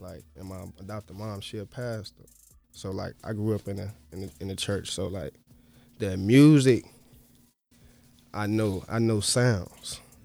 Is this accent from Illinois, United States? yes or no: yes; Chicago, Illinois, United States; I'm from the South Side